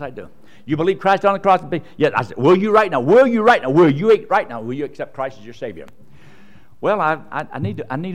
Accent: United States; I was born in America

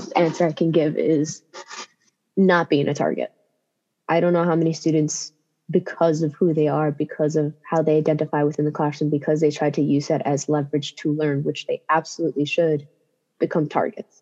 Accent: Jersey City, New Jersey, United States; I come from Jersey City, and I think it's one of the most diverse cities in the country. And for me, I learned a lot about the cultures around me

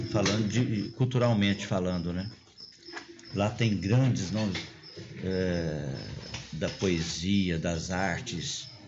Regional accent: Piracanjuba, Goiás, Brazil; eu sou natural de Piracanjuba, que não faz parte do mundo.

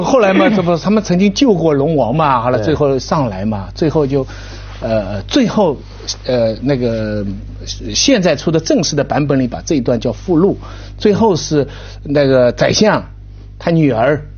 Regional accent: China; 我们中国人

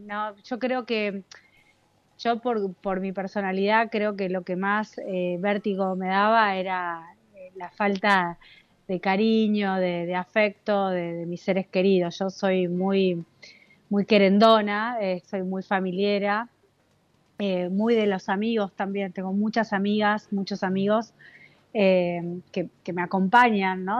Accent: Cipolletti, Río Negro, Argentina; moved away; also born or lived in La Plata; cuando me fui de Cipoletti, em, me fui a vivir a La Plata

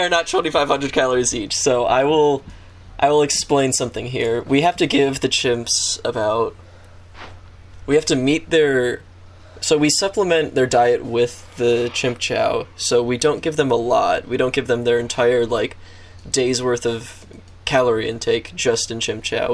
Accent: United States; I'm an American

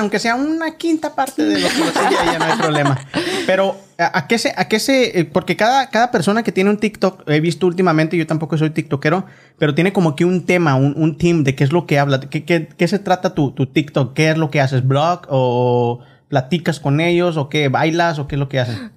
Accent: Mexico; now in Oklahoma, United States; nosotros crecimos en México

